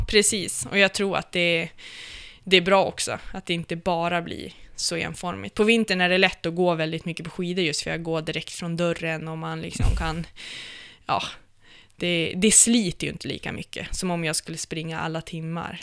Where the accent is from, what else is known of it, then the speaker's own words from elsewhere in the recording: Umeå, Västerbotten County, Sweden; also born or lived in Östersund / Brunflo; Jag är ifrån, eh, faktiskt från Östersund, eller Brunflo, så att det står jämte i passet. Okay. Eh, och sen är jag uppvuxen sen jag var fem i Umeå.